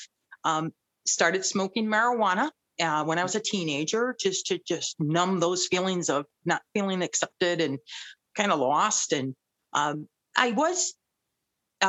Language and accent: English; Belleville, Michigan, United States; also born or lived in Ypsilanti, Michigan; I was born and raised in Belleville, Michigan.